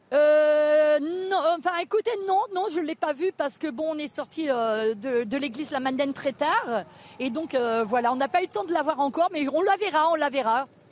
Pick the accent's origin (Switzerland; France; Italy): France; Paris, Île-de-France; je suis de Paris